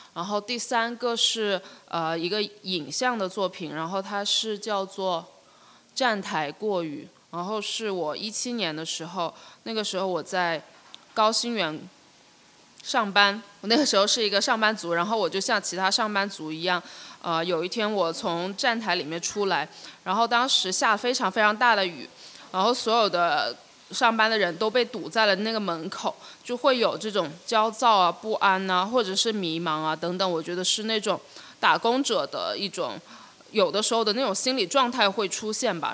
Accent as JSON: {"language": "Chinese", "town": "Shenzhen", "region": "Guangdong", "country": "China", "tie": "born or raised there", "said": "我是，就是九一年，我，我是在深圳出生，然后我除了念，念书之外，绝大部分时间都一直在深圳"}